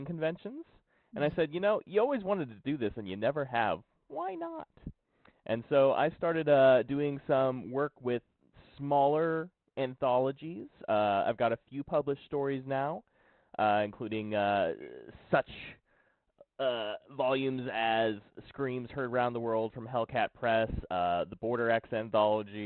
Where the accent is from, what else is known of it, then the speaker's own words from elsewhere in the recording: Oklahoma, United States; I'm an artist from Oklahoma